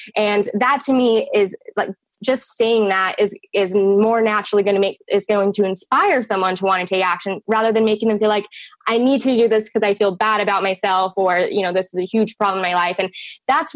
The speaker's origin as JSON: {"language": "English", "region": "Utah", "country": "United States", "tie": "born or raised there", "said": "I was actually born and raised in the state of Utah"}